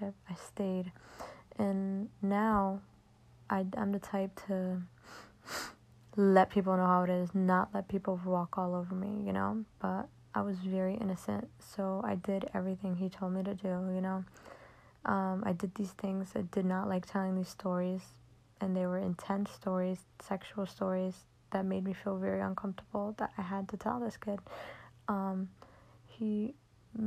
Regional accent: Connecticut, United States; I'm from Connecticut

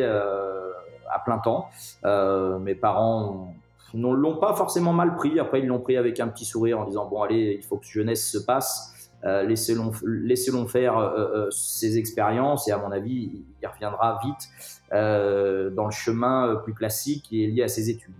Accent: Clisson, Pays de la Loire, France; also born or lived in Nantes; je ne suis pas né à Clisson, mais j'y habite, euh, j'y habite depuis, euh, depuis ma plus tendre enfance

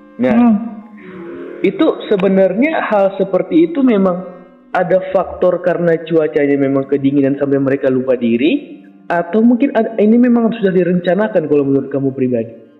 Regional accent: Mandailing Natal, North Sumatra, Indonesia; Aku orang Mandalika Natal

